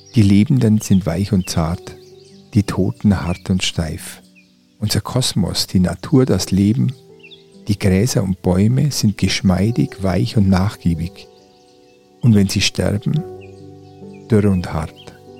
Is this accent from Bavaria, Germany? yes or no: yes; Oberallgäu, Bavaria, Germany; moved away; Meine Heimat, das Oberallgäu